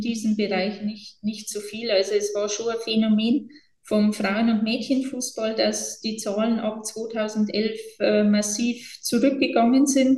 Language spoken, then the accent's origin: German; Bavaria, Germany; bei uns in Bayern